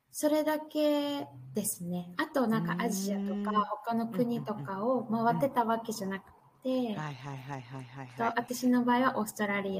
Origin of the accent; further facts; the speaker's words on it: Northern Ireland, United Kingdom; 生まれも育ちもやっぱこっちなんで考え方もどっちかっていうと、アイリッシュ系の考え方